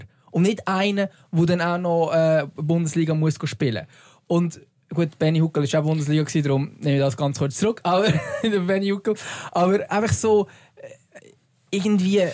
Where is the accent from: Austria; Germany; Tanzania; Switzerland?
Switzerland; Lucerne; als Luzerner